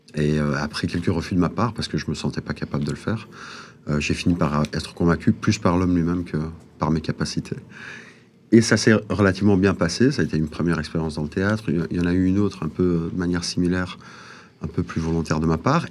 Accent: Molenbeek-Saint-Jean, Brussels-Capital Region, Belgium; je viens de la planète Molombek

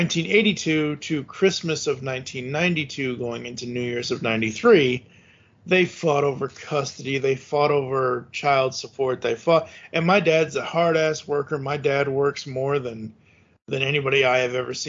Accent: Massachusetts, United States; I was born and raised in Massachusetts

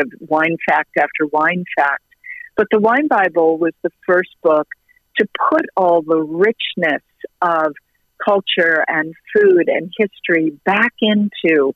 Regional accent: United States; as an American and as an American woman

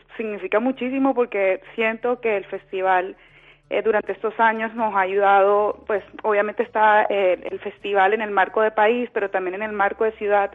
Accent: Cartagena, Bolívar, Colombia; yo soy cartagenera, nacida y criada en Cartagena

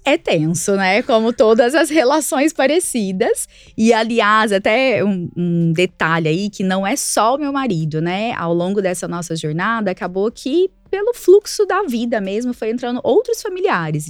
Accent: Araguari, Minas Gerais, Brazil; moved away as an adult; also born or lived in Volta Redonda; now in São Paulo, Brazil; a gente é de Araguari, a cidade lá, o interior de Minas, Triângulo Mineiro

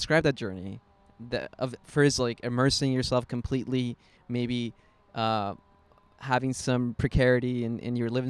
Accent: San Fernando Valley, California, United States; I think all of us, I mean, three of us here, we grew up in the Valley.

